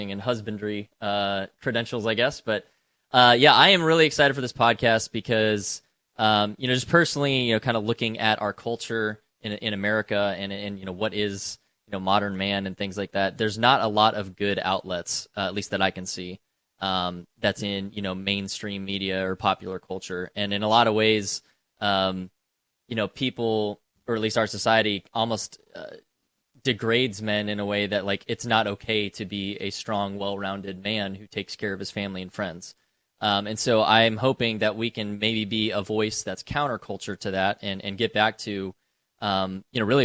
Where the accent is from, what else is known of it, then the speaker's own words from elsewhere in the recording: West Coast, United States; moved away as an adult; now in Tennessee, United States; I live in Tennessee. I am not a native to Tennessee. You know, my profession brought me out here years ago. I grew up on the West Coast